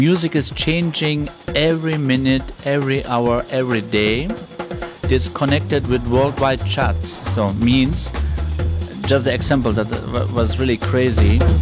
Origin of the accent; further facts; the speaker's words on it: Turkey; now in Germany; In original, I come from Turkey, but I live in Germany